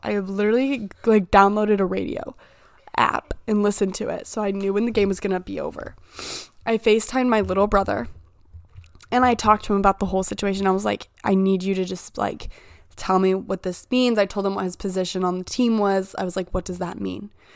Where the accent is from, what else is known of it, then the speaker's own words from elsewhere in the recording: Indiana, United States; I'm from Indiana